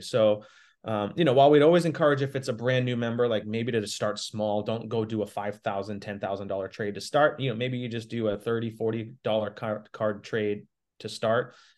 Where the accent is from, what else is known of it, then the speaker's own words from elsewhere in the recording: Boston, Massachusetts, United States; moved away; I'm from Boston originally